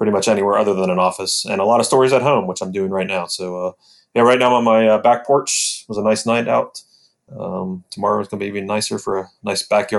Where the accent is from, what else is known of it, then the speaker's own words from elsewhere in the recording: Mount Orab, Ohio, United States; also born or lived in Fayetteville, Ohio; now in Columbus, United States; I grew up in Mount Orb, lived there until I was 18. So that's still my hometown